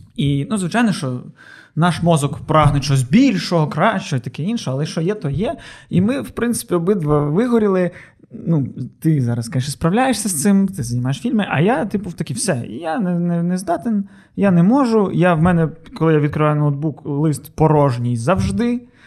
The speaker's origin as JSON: {"language": "Ukrainian", "town": "Odesa", "region": "Odesa Oblast", "country": "Ukraine", "said": "Ми одесити"}